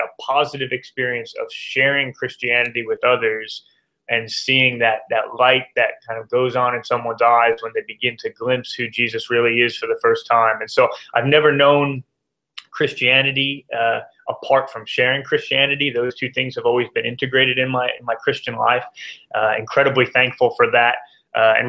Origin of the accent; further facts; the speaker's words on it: New Jersey, United States; moved away as an adult; also born or lived in Oxford, England; now in Atlanta, United States; I'm from New Jersey originally